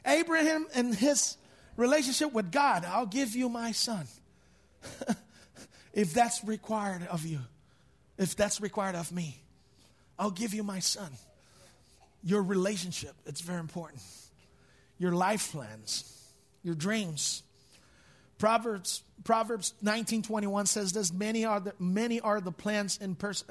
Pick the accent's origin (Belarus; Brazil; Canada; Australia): Brazil; English is a second language; moved away; My father was a pastor of a big church, more than 5,000 people at our church in Brazil